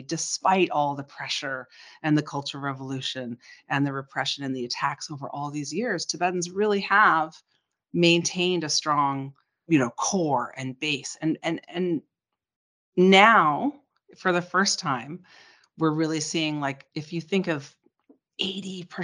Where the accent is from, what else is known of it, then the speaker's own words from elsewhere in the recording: Canada; growing up in Canada, I had my father there